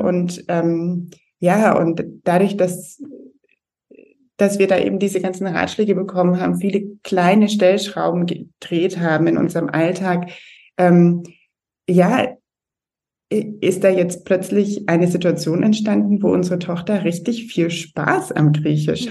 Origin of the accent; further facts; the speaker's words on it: Germany; moved away as an adult; also born or lived in London; ich selber bin Deutsche, bin auch in Deutschland groß geworden